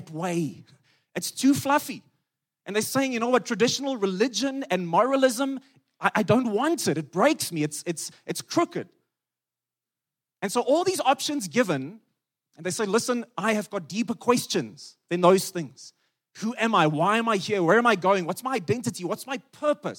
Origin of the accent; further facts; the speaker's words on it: Free State, South Africa; I come from the Free State where the sun is powerful